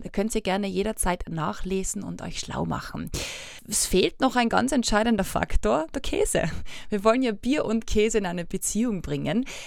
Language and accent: German; Austria; bei uns in Österreich